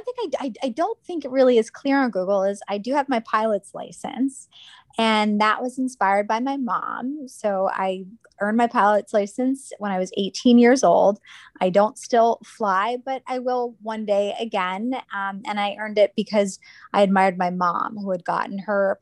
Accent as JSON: {"language": "English", "region": "Pennsylvania", "country": "United States", "tie": "born or raised there", "said": "I grew up in Pennsylvania"}